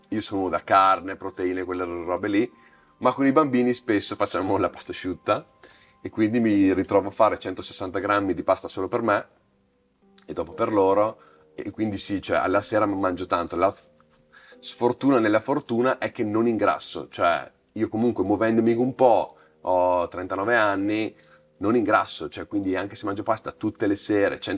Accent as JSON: {"language": "Italian", "region": "Veneto", "country": "Italy", "said": "non fumo bere da Veneto, mi toglierete la cittadinanza veneta, ma ormai non bevo più tanto"}